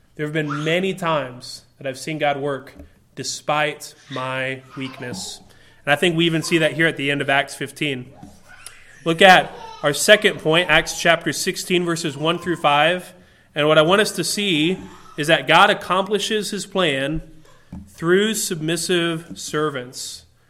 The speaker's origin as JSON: {"language": "English", "country": "United States", "said": "my rights as an American outweigh my rights as a Christian"}